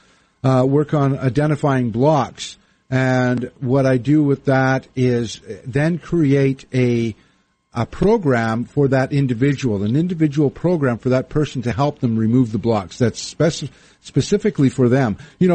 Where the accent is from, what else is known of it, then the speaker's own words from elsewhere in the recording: Winnipeg, Manitoba, Canada; moved away as an adult; also born or lived in Victoria / Vancouver; now in United States; Growing up in Winnipeg